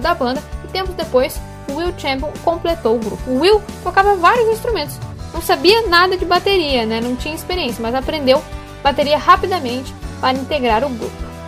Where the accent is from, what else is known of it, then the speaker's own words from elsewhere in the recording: Passo Fundo, Rio Grande do Sul, Brazil; Homenageei a minha cidade natal.